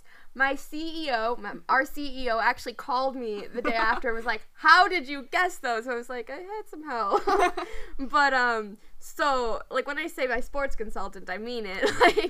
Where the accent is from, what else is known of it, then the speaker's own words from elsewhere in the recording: Minnesota, United States; I'm a Minnesotan.